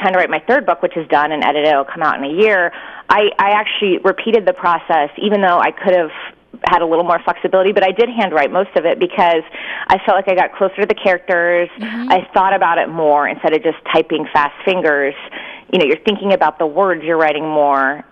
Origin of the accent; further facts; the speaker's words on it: San Diego, California, United States; also born or lived in Virginia; I grew up here in San Diego